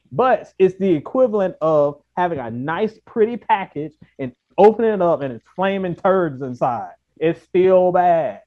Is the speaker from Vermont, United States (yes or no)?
no; Virginia, United States; we're all from Virginia